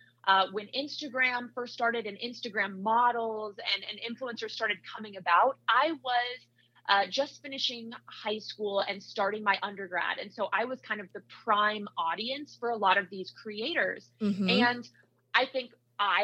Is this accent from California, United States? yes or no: no; Iowa, United States; moved away as an adult; also born or lived in Salt Lake City, Utah; now in Chicago, United States; I grew up in Iowa, so I went to Iowa State for my undergrad.